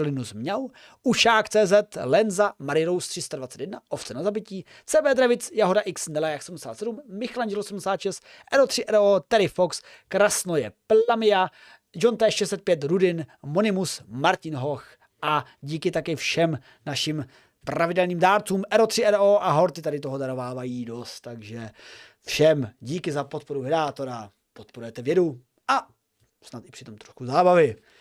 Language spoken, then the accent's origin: Czech; Olomouc, Olomouc Region, Czechia; jsem z Olomouce